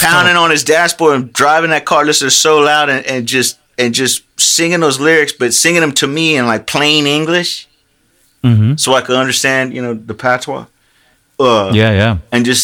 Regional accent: Lakeland, Florida, United States; moved away; I came from Central Florida, Lakeland

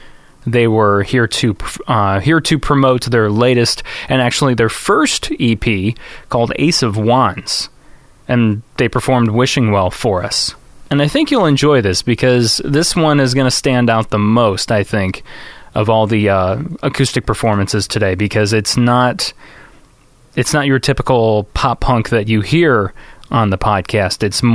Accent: Manteno, Illinois, United States; Pop Punk and Pizza actually were based out of 50 miles south of Chicago in a town called Manteno. And there's some good bands out this way, even though we're in a very small market compared to Chicago.

